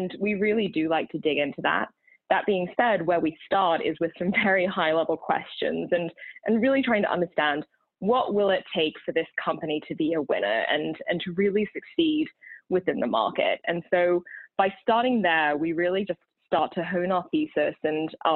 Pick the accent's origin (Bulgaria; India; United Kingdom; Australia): Australia; also born or lived in Texas / California; now in Boston, United States; despite being Australian and having lived in Texas and California